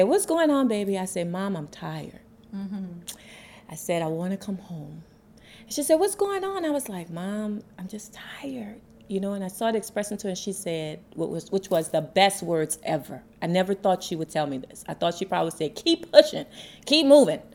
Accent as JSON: {"language": "English", "town": "New Orleans", "region": "Louisiana", "country": "United States", "tie": "born or raised there", "also_born_or_lived": "Atlanta", "moved": "as an adult", "said": "Born and raised in New Orleans"}